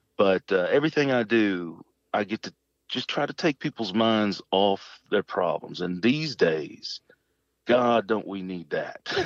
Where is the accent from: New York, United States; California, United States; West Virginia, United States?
West Virginia, United States; Shady Spring; also born or lived in Clendenin, West Virginia; I grew up in Shady Spring near Beckwith